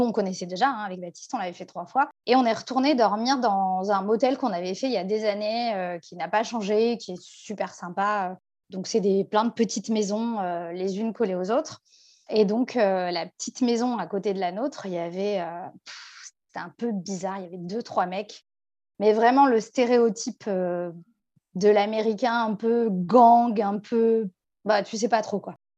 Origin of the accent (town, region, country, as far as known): France